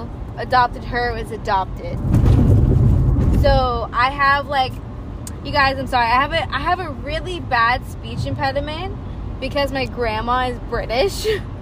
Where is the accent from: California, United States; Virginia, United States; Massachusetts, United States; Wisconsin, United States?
California, United States; I know I'm white, but I grew up in California.